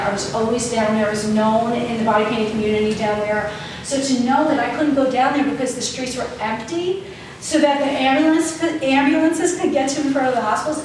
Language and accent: English; New Rochelle, New York, United States; New Rochelle, my hometown